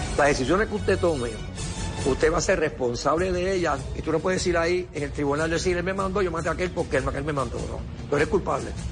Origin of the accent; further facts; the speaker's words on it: Caguas, Puerto Rico; yo me crié en Cagua, y al lado estaba Burao, pueblo